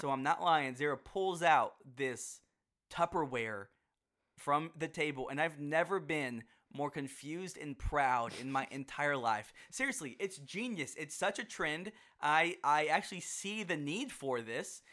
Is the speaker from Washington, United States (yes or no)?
no; Houston, Texas, United States; now in Dallas, United States; I grew up in Houston, which is in Texas